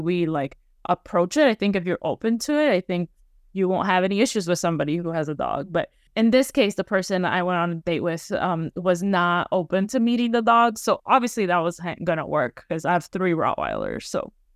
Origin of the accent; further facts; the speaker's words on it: Miami, Florida, United States; moved away; growing up, like, in Florida, it's very much, or in Miami anyway